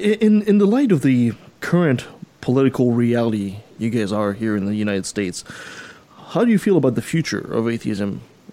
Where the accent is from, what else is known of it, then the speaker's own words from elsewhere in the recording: Canada; as a Canadian